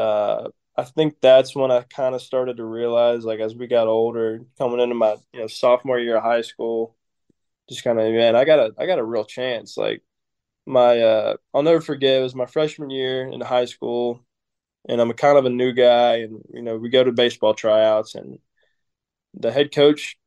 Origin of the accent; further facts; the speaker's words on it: Cartersville, Georgia, United States; moved away as an adult; also born or lived in Auburn, Alabama; I'm from Cartersville